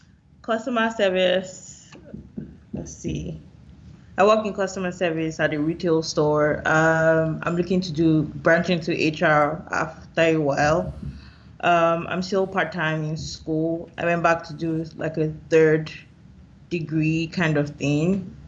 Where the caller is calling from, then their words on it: Winnipeg, Manitoba, Canada; Okay, so I'm calling from Winnipeg, Manitoba, Canada.